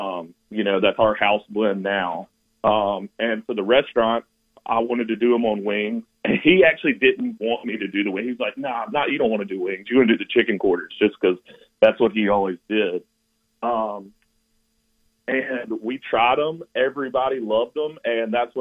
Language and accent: English; the South, United States; we grew up in the South